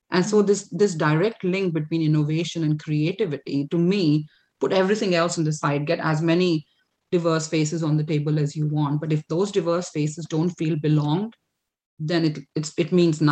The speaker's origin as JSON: {"language": "English", "country": "India", "tie": "born or raised there", "also_born_or_lived": "Canada", "moved": "as an adult", "lives_now": "United Kingdom", "said": "born and brought up in India. You know, I lived 25 years of my life there"}